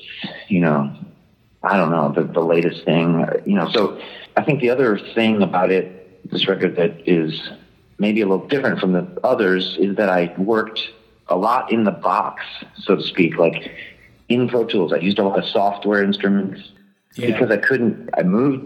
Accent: Detroit, Michigan, United States; moved away; also born or lived in California; I moved from California back home to Detroit.

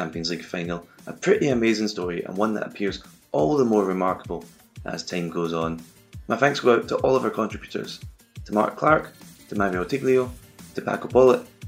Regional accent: Glasgow, Scotland, United Kingdom; As a Glaswegian

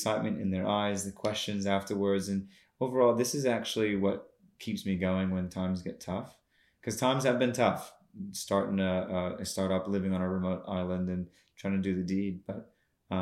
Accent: United States; also born or lived in North Queensland, Australia; now in Australia; I grew up in the States

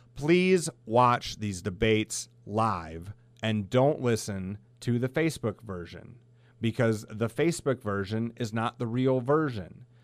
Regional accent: Alcester, South Dakota, United States; I grew up in a sleepy little town of Elcester, South Dakota, right along the Sioux River in Union County

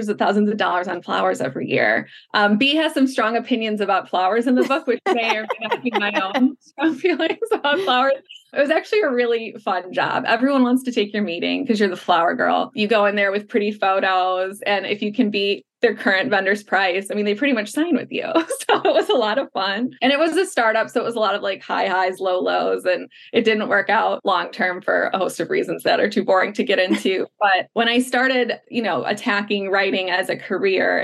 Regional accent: Chicago, Illinois, United States; moved away as an adult; now in Los Angeles, United States; I'm from Chicago. I moved back to Chicago for a couple of years

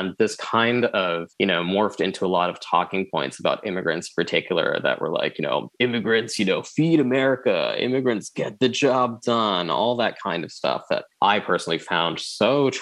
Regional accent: New Jersey, United States; I'm the child of immigrants. I'm not an immigrant myself. I was born and raised in Jersey

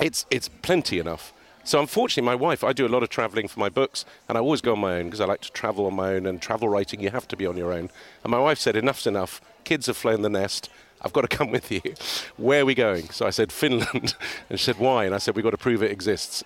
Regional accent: Beirut, Beirut Governorate, Lebanon; now in Cheltenham, United Kingdom; I grew up in Beirut in the middle of a civil war, quite an exciting life.

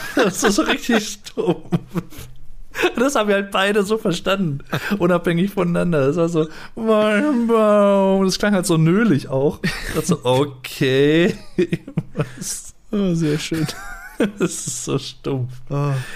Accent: Germany; als Deutscher

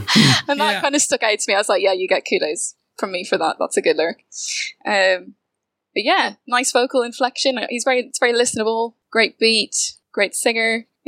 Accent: Dublin, Leinster, Ireland; accent: posh South County Dublin; also born or lived in St Albans; People get very confused about my accent because I'm from the South County Dublin, which is posh. You get a posh kind of accent.

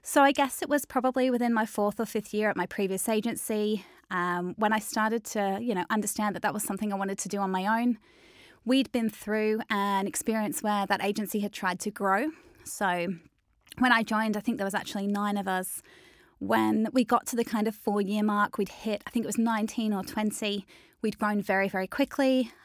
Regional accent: Melbourne, Victoria, Australia; moved away as an adult; now in Manchester, United Kingdom; I grew up in Melbourne

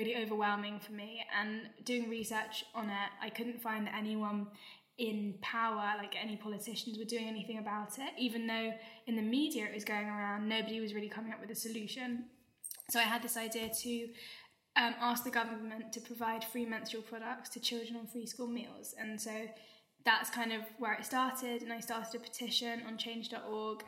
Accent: London, United Kingdom; I'm a student from North London

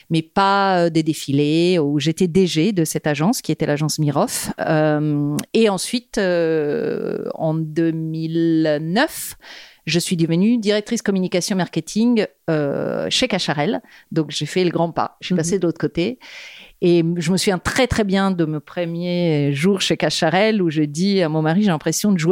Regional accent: Rome, Lazio, Italy; French is a second language; moved away as an adult; now in Paris, France; je suis née à Rome, euh, où j'ai grandi jusqu'à euh, mes 25 ans. J'ai fait des études d'art là-bas, en histoire de l'art contemporain. Et puis j'ai décidé à un moment donné de venir à Paris.

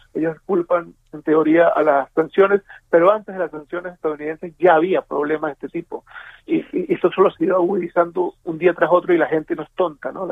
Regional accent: Venezuela; moved away; nosotros como venezolanos

